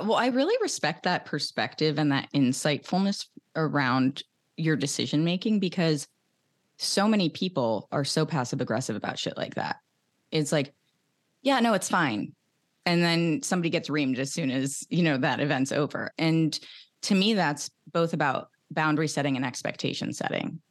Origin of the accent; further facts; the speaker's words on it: outside of Philadelphia, Pennsylvania, United States; growing up outside of Philadelphia